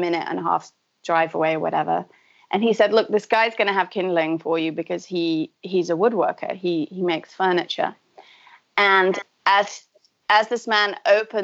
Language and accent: English; Manchester, North West England, United Kingdom; also born or lived in San Francisco / New York / Buenos Aires; now in Massachusetts, United States; I grew up in Manchester in the UK.